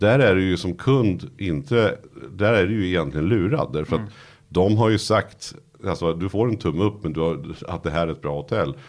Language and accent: Swedish; Nyköping, Södermanland, Sweden; moved away as an adult; now in Stockholm, Sweden; jag var från Nyköping